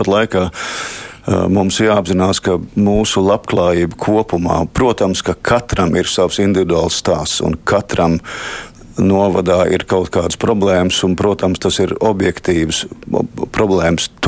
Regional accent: Latvia; Nu, tāda mēs esam latvieši.

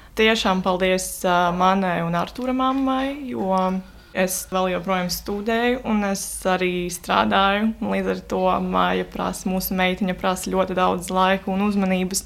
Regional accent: Latvia; mēs jau tā kā piedzimām Latvijā

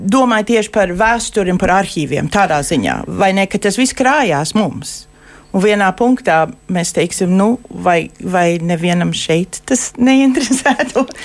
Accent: Lincoln, Nebraska, United States; Es uzaugu Linkolnā, Nebraskā.

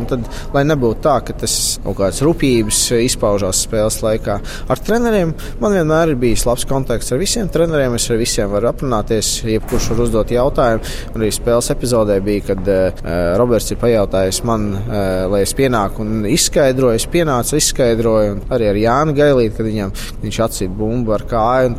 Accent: Latvia; Latvijas fināls, no kurienes es esmu nācis

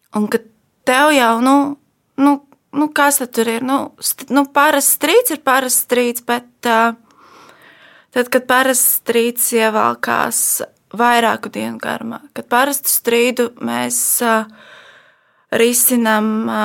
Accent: Ogre, Ogre Municipality, Latvia; es nāku no mazas pilsētas. Uh, es nāku no Ogres

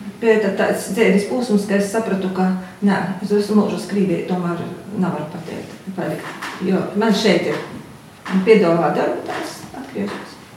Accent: Latvia; Esmu dzimusi tepat Latvijā

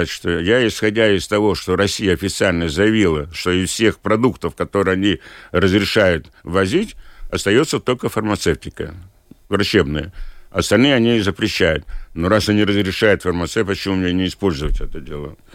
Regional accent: Liepāja, Latvia; Поскольку я из Лепой, мне жалко людей

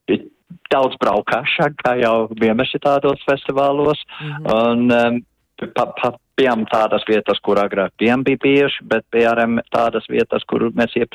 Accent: Latvia; latvieši, kas izveidoja folkloras kopu jau 83. gadā.

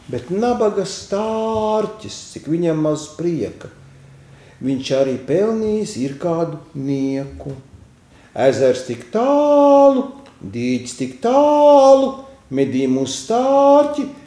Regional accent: Kurzeme, Latvia; ne, es ar to ļoti lepojos, ka esmu kurzemnieks.

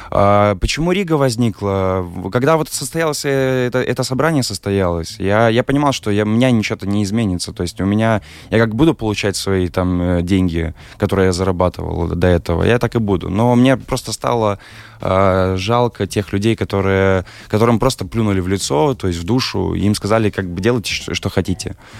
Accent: Belarus; moved away as an adult; now in Riga, Latvia

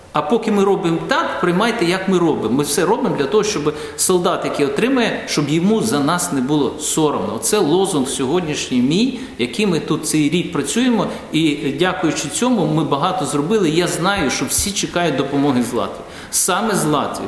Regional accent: Ukraine; moved away as an adult; now in Latvia

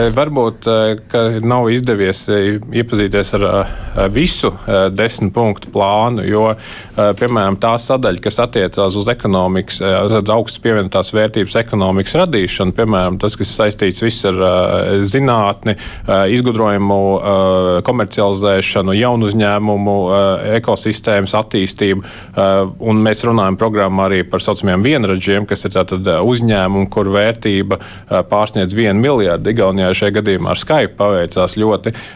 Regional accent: Kurzeme, Latvia; es kā kurzemnieks

